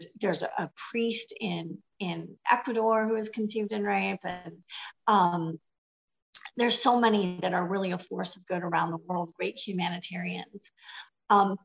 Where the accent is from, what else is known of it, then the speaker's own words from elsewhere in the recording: Michigan, United States; I'm from Michigan